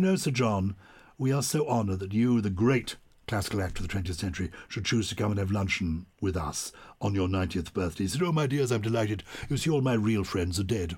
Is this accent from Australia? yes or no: no; London, United Kingdom; accent: plummy; I was brought up in London